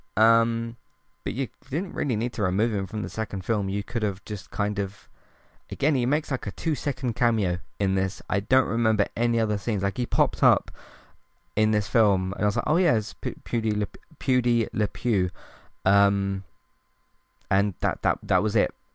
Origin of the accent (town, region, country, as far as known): United Kingdom